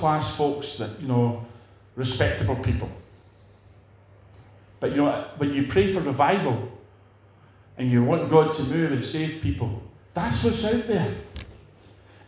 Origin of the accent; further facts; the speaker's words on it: Edinburgh, Scotland, United Kingdom; I know where I came from Edinburgh.